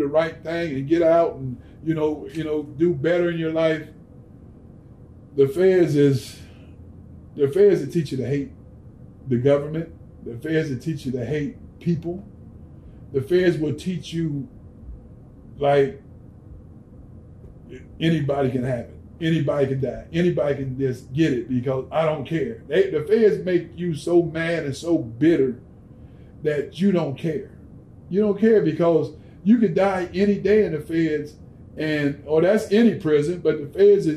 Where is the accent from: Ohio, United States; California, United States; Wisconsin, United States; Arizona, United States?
Ohio, United States; I'm from Ohio